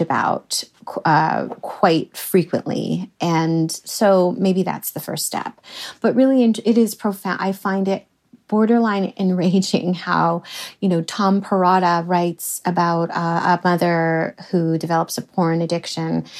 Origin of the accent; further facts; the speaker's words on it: Canada; I'm Canadian and it comes from Canada